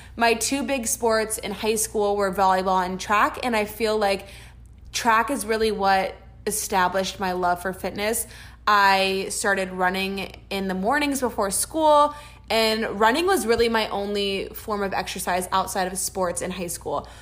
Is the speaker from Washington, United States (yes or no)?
no; Orlando, Florida, United States; moved away; we are both from Orlando, Florida